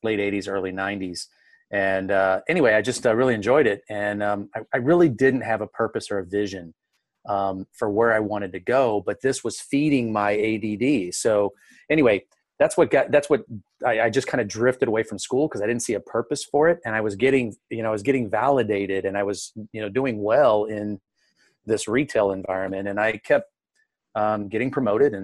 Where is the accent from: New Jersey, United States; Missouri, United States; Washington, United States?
Missouri, United States; St. Louis; I was born and raised here in St. Louis.